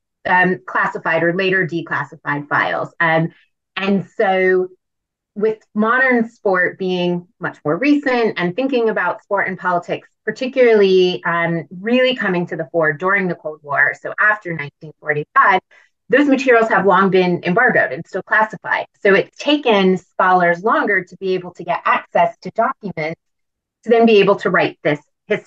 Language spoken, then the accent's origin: English; United States; I'm an American